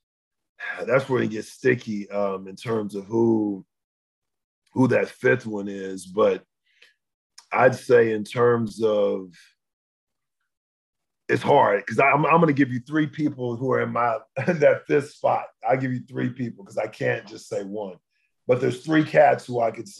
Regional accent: South Texas, United States; Originally from South Texas

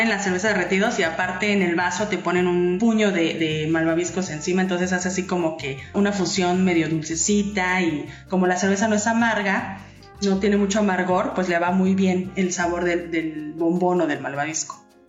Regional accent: Mexico City, Mexico; now in Baja California, Mexico; Yo soy chilanga

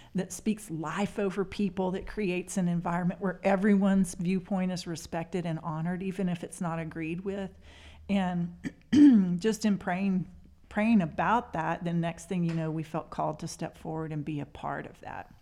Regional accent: Spearman, Texas, United States; now in Amarillo, United States; I grew up in the Panhandle in Spearmint

